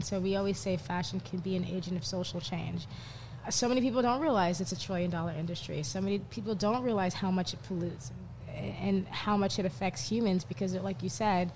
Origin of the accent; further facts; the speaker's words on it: New York, United States; I grew up in New York